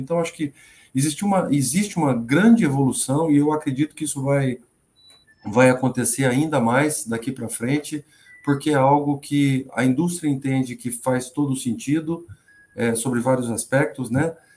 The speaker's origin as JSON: {"language": "Portuguese", "town": "Presidente Prudente", "region": "São Paulo", "country": "Brazil", "tie": "born or raised there", "also_born_or_lived": "Londrina", "moved": "as an adult", "said": "eu, eu sou natural de Presidente Prudente. Presidente Prudente é ali no sudoeste do estado de São Paulo"}